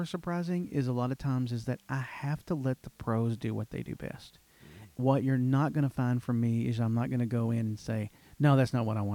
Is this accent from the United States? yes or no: yes; Kentucky, United States; moved away; we went to Kentucky, my hometown